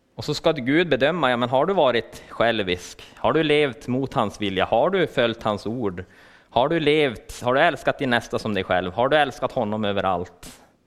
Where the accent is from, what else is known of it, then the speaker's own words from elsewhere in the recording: Luleå, Norrbotten County, Sweden; jag kommer från Luleå